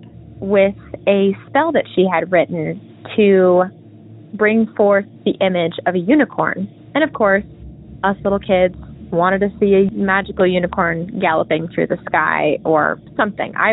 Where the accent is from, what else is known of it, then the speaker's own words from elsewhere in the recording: Northern California, United States; I was born and raised in Northern California